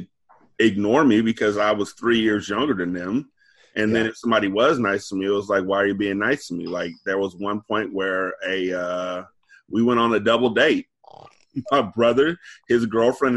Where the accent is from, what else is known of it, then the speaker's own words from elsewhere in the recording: California, United States; I grew up here in California.